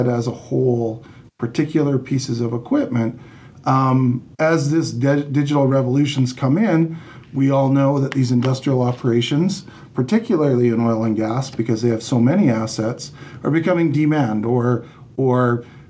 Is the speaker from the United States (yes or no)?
no; Canada; also born or lived in Calgary; I am Canadian